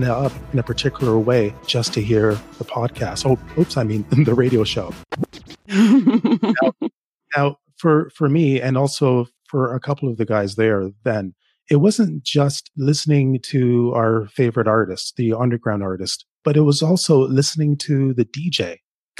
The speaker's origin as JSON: {"language": "English", "town": "Toronto", "region": "Ontario", "country": "Canada", "tie": "born or raised there", "also_born_or_lived": "Jamaica", "lives_now": "Ottawa, Canada", "said": "I live in Ottawa, but I grew up in Toronto. Originally, I'm from Jamaica. I grew up in Toronto"}